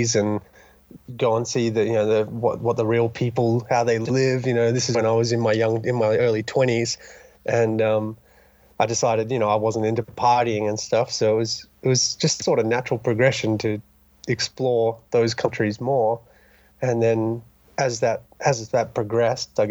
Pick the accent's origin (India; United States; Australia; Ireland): Australia; Dunsborough, Western Australia; now in Revelstoke, Canada; I'm originally from Dunsborough, Western Australia, just a little town down in the southern coast.